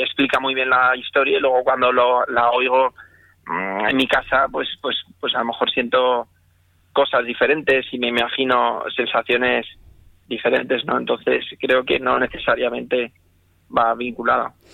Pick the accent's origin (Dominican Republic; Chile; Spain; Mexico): Spain; moved away as an adult; como español que soy